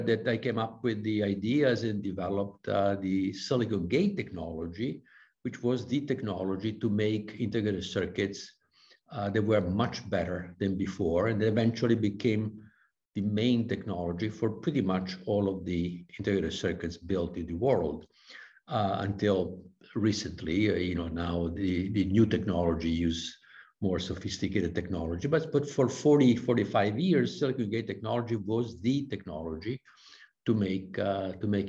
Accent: Vicenza, Veneto, Italy; I was born and raised in Vicenza, in Italy, in the northeast of Italy

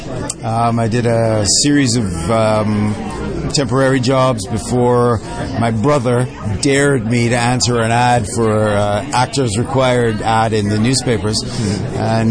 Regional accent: Jamaica; now in Canada; I'm Jamaican. I grew up in Jamaica

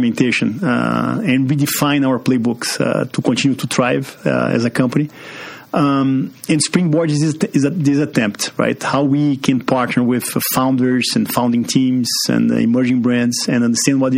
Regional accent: Brazil; English is a second language; moved away as an adult; also born or lived in Pittsburgh; now in Chicago, United States; As you can see from this accent, I'm from Brazil. Grew up there

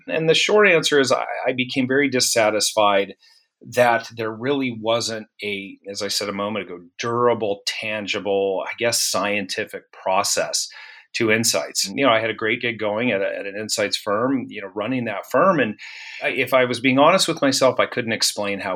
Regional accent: Santa Fe, New Mexico, United States; now in Cincinnati, United States; I grew up, we're based in Cincinnati, but I grew up in Santa Fe, New Mexico, which is kind of an interesting place to be from

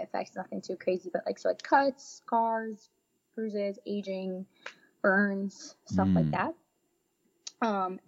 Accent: New Jersey, United States; I'm from Jersey my whole life

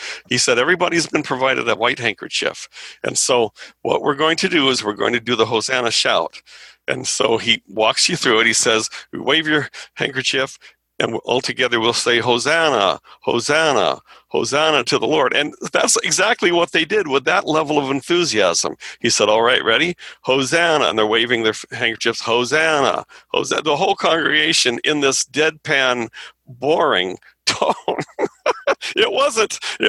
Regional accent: Anaheim, California, United States; I grew up in Anaheim. And it was just a fun place to be, and it was a social experience.

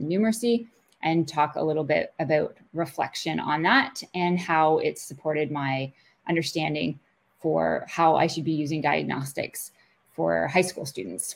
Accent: Kingston, Ontario, Canada; I grew up in Kingston and went to school, University at Queen's, for a math degree

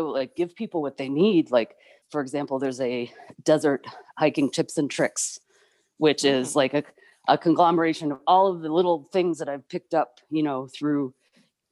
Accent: Chicago suburbs, Illinois, United States; moved away as an adult; now in Arizona, United States; I grew up in the Chicago suburbs

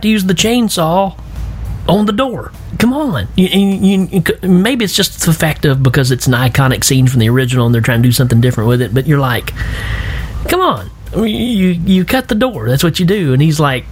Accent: Tennessee, United States; I'm from Tennessee

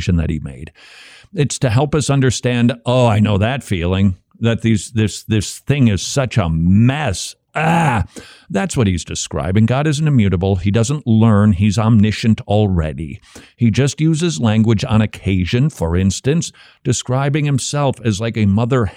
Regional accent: Scotland, United Kingdom; accent: Scottish brogue; my Scottish accent, my brogue

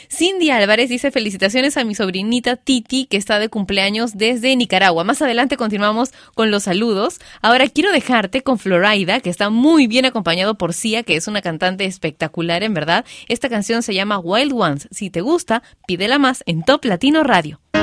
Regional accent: Lima, Peru; en mi país, bueno, en mi ciudad, en Lima

